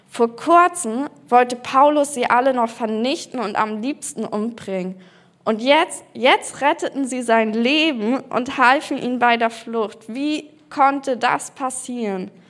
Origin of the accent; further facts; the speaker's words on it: Berlin, Germany; Und zwar bin ich in Berlin aufgewachsen, in einer Kursfamilie.